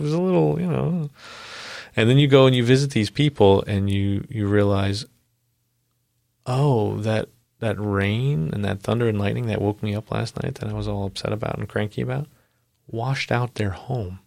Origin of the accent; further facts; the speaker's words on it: Long Island, New York, United States; moved away; I'm from Long Island originally